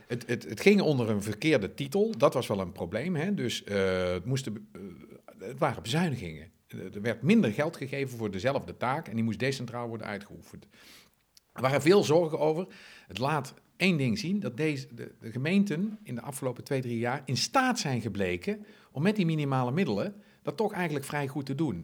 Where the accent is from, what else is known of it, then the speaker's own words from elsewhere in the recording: Zundert, North Brabant, Netherlands; in Zunder, de gemeente waar ik vandaan kom.